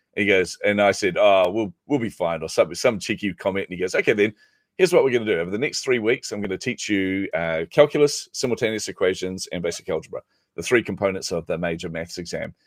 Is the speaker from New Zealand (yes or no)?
yes; New Zealand; I'm a Kiwi